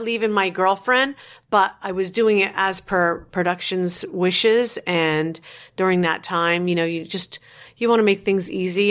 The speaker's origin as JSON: {"language": "English", "town": "Paterson", "region": "New Jersey", "country": "United States", "tie": "born or raised there", "said": "born and raised in New Jersey"}